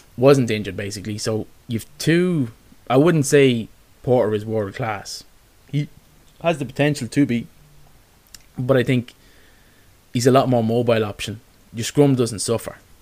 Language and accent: English; Ireland; as Irish fans